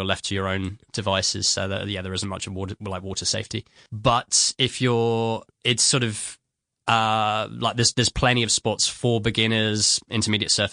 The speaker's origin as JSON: {"language": "English", "region": "London", "country": "United Kingdom", "moved": "yes", "lives_now": "Sydney, Australia", "said": "I'm originally from London"}